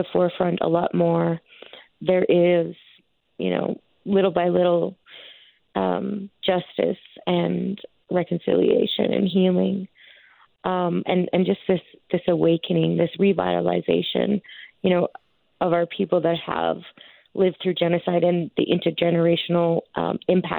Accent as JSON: {"language": "English", "town": "Stony Plain", "region": "Alberta", "country": "Canada", "said": "I'm from Stony Plain"}